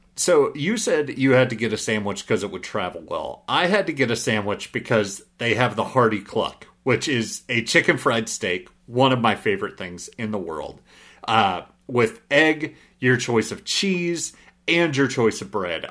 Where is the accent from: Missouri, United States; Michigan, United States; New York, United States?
Missouri, United States; Southeast; I grew up in Southeast Missouri